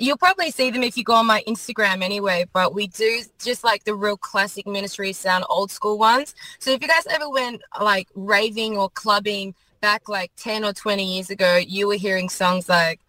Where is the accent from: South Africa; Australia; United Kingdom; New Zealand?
Australia; I'm Australian after all.